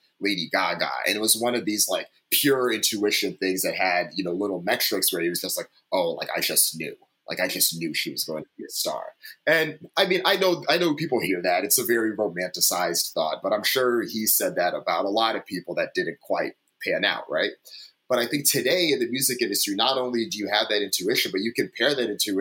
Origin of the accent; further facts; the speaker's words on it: East Coast, United States; I'm originally from the East Coast, so I grew up on this stuff.